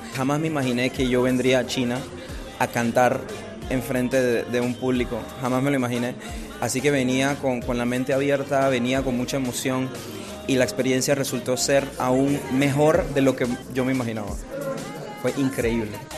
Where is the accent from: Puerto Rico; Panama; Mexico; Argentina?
Panama; soy de Panamá.